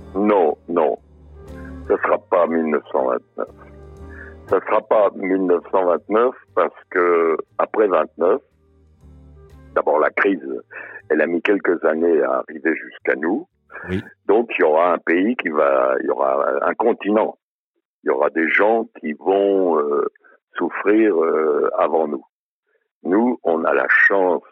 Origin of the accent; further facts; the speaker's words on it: Budapest, Hungary; now in France; je suis né à Budapest